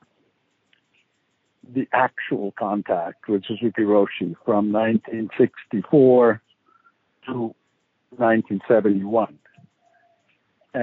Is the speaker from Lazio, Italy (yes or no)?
yes; Rome, Lazio, Italy; moved away as an adult; also born or lived in San Francisco; I was born and raised in Rome